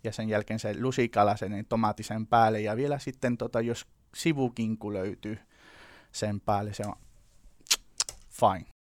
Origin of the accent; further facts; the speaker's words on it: Seville, Andalusia, Spain; Finnish is a second language; moved away; Mä oon tota Sevillasta kotoisin, ihan siellä Andalusiassa etelässä Espanjassa